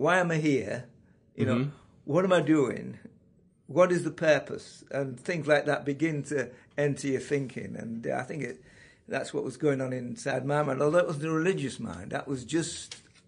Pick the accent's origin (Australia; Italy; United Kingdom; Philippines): United Kingdom; Yorkshire and the Humber; now in Carnforth, United Kingdom; born in the biggest and the best county in England, and that's Yorkshire